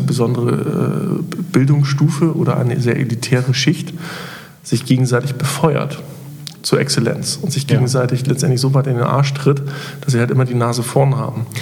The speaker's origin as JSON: {"language": "German", "country": "Germany", "said": "Wir als Deutsche"}